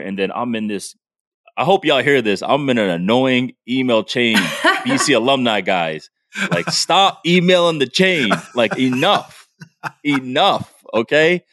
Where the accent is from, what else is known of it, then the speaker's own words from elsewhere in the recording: Providence, Rhode Island, United States; I'm from Providence